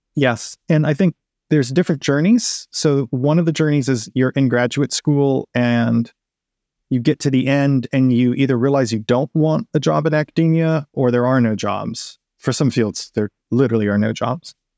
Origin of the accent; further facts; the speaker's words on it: West Coast, United States; moved away as an adult; also born or lived in Texas; now in Seattle, United States; I've moved from Texas to the Seattle area, where I'm from the West Coast originally. It's my landscape.